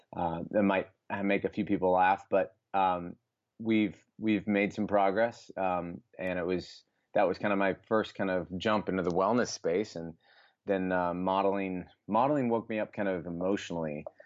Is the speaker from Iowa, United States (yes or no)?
yes; Des Moines, Iowa, United States; Born and raised in Des Moines, went to school at the University of Iowa in Iowa City